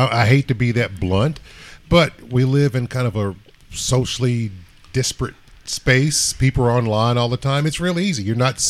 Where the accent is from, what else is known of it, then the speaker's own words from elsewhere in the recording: Lexington, Kentucky, United States; I grew up here in Lexington.